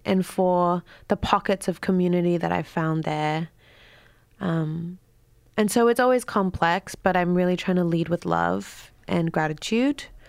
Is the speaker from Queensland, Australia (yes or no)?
yes; Queensland, Australia; moved away as an adult; also born or lived in United States; I was raised in Queensland with the banana trees and the humid air